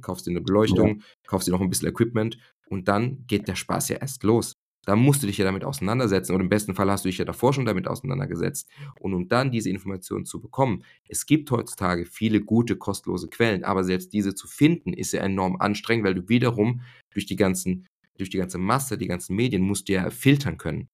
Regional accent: Germany; bei uns in Deutschland

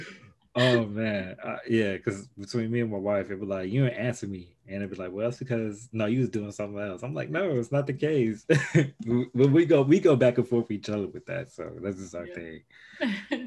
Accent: Chicago, Illinois, United States; now in Indiana, United States; I grew up in Chicago

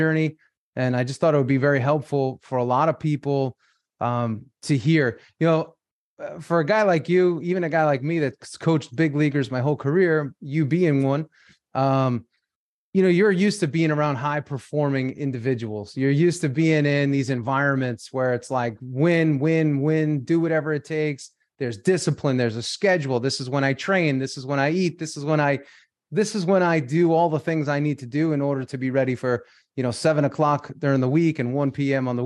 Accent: New York, United States; I'm from New York

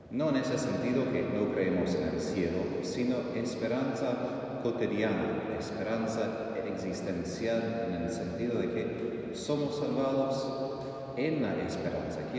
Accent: Texas, United States; Spanish is a second language; moved away; soy de Texas, bueno, yo montaba caballos mucho cuando era joven, adolescente.

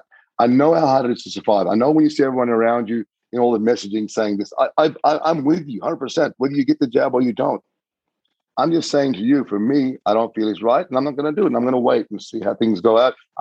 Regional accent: Doomadgee, Queensland, Australia; my hometown of Dumaji

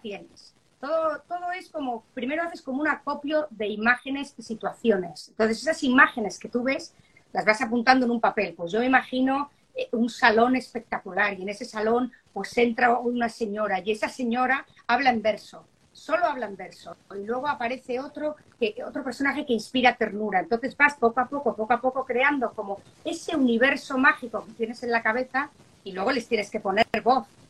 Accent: Spain; now in Miami, United States; Muchos somos españoles

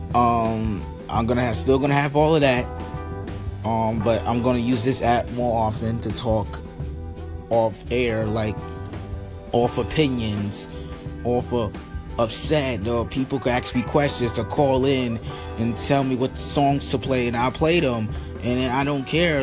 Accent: New York City, New York, United States; also born or lived in Bronx, New York; I was from Harlem, but I moved to the Bronx

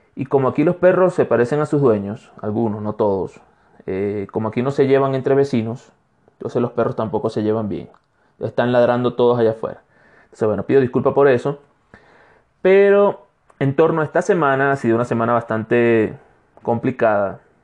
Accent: Anzoátegui, Venezuela; moved away as an adult; now in Cuenca, Ecuador; soy un venezolano de Ecuador

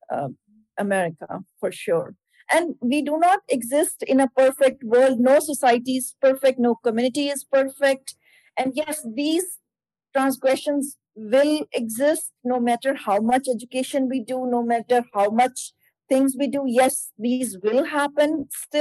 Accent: India; now in Erie, United States; my parents, yes, they originally from India

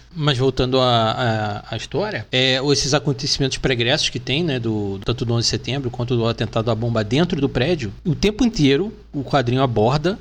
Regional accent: Rio de Janeiro, Brazil; moved away as an adult; now in São Paulo, Brazil; Eu sou carioca

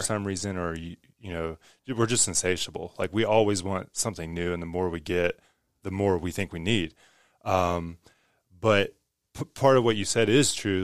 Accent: West Virginia, United States; I grew up in West Virginia, where no one values art.

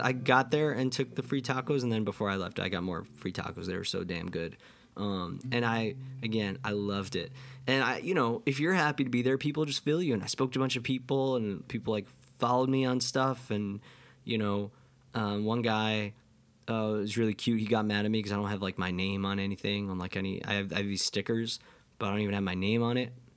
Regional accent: near Livingston Manor, New York, United States; close to my hometown

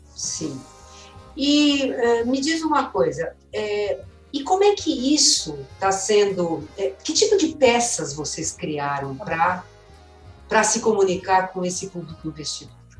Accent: São Caetano do Sul, São Paulo, Brazil; da cidade natal, que eu sou de São Caetano

